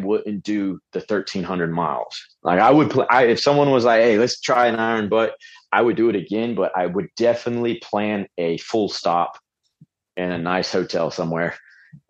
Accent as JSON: {"language": "English", "town": "Pensacola", "region": "Florida", "country": "United States", "tie": "born or raised there", "said": "I grew up in Pensacola area"}